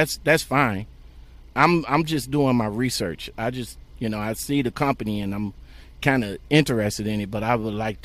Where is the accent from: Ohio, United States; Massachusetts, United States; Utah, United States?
Ohio, United States; I'm from Ohio